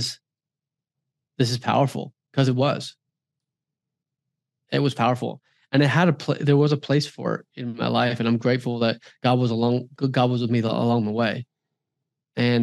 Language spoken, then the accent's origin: English; Silicon Valley, California, United States; also born or lived in Hawaii; Silicon Valley, which is where I'm from, where actually I was born in Hawaii, but I spent many years in Silicon Valley with my childhood with my father's company.